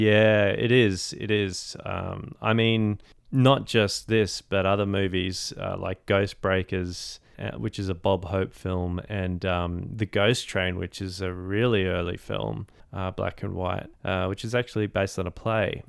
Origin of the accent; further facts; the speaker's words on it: Australia; as an Australian